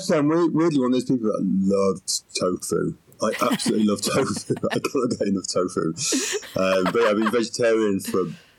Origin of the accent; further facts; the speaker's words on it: Yorkshire and the Humber, United Kingdom; now in London, United Kingdom; Okay, well, I was born in Yorkshire 51 years ago. I had a great time at school. I became a hairdresser. I moved to London.